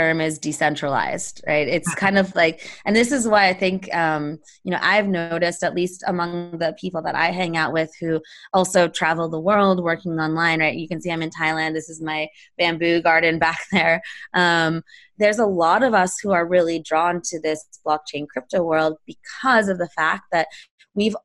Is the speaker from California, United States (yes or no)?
yes; Palo Alto, California, United States; I grew up in Palo Alto. I grew up a couple miles from Sand Hill Road.